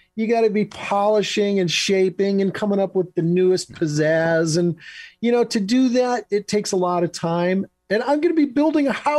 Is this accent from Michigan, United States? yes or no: yes; Michigan, United States; moved away as an adult; also born or lived in Los Angeles; I'm in Michigan. I moved oh. back to oh. my home state of Michigan with my wife